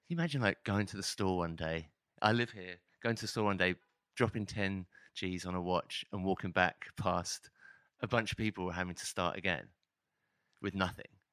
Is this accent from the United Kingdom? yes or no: yes; Hitchin, East of England, United Kingdom; moved away; also born or lived in London; I was from a l, a small town just north of Hitch, uh, north of London called Hitchin